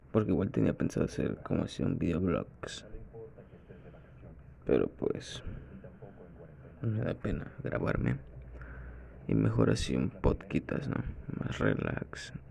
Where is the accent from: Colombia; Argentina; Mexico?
Mexico; Costa Rica, Veracruz; Soy del estado de Veracruz, de la ciudad de Costa Rica tengo 22 años.